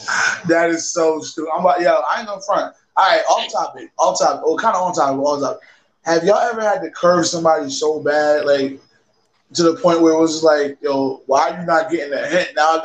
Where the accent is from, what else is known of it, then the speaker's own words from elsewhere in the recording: Alabama, United States; And I'm from Alabama, so you know what that means.